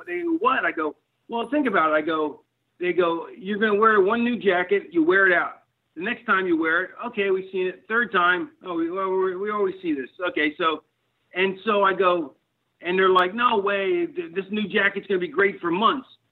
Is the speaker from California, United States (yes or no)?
no; Philadelphia, Pennsylvania, United States; moved away as an adult; also born or lived in Connecticut; I was born in the 60s, but I grew up in the 70s in Philly